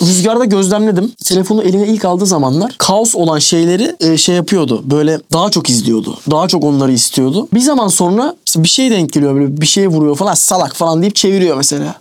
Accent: Turkey; Türküz abi biz.

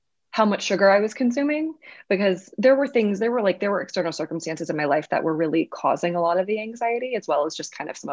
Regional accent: Louisiana, United States; moved away; I grew up in the South

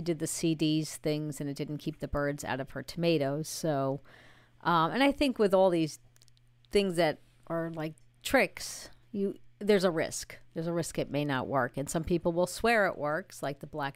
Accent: New York, United States; now in Raleigh, United States; I'm from New York.

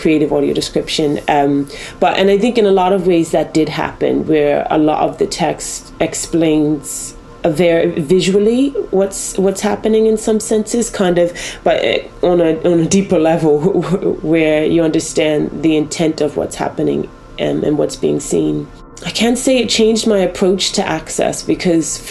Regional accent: Bermuda; now in Wales, United Kingdom; I'm from Bermuda originally, and so not from this country

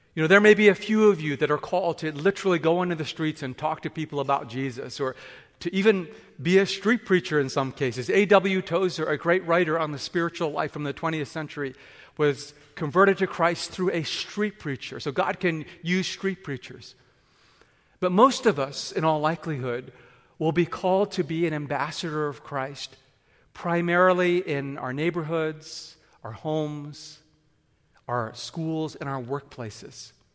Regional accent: Vancouver, British Columbia, Canada; also born or lived in Japan / England / Tokyo; I grew up in Vancouver, and as a teenager

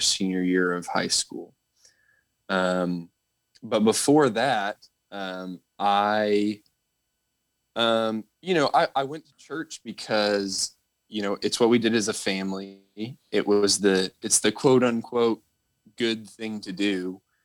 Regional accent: Northern Virginia, United States; I grew up in Northern Virginia

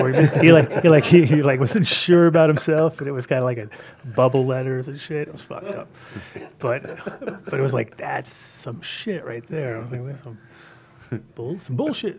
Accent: New York City, New York, United States; moved away; also born or lived in Manhattan; I grew up in Sunnyside

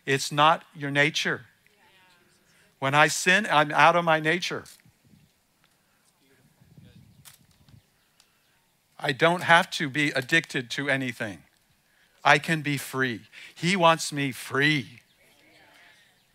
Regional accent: the South, United States; I was born in the South. I mean, I grew up most of the time in the South

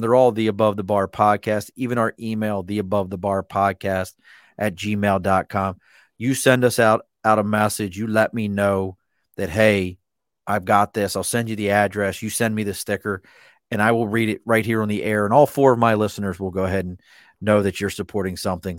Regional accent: Baltimore, Maryland, United States; now in New York, United States; I grew up in Baltimore.

